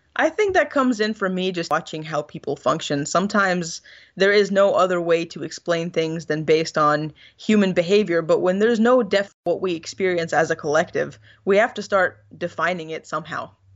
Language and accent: English; Egypt; moved away; I went back to Egypt, I not only visited my hometown and my family